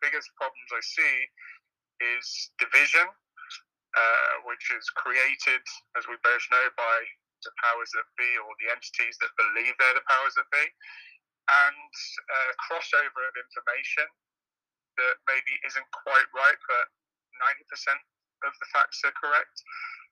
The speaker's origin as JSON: {"language": "English", "region": "England", "country": "United Kingdom", "tie": "born or raised there", "also_born_or_lived": "Detroit, Michigan", "moved": "as an adult", "lives_now": "Michigan, United States", "said": "I grew up in England, and I'm a native national of Michigan, a Michiganer"}